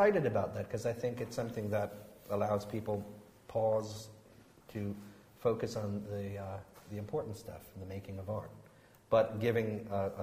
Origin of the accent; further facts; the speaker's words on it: United States; moved away as an adult; now in United Kingdom; I come from the United States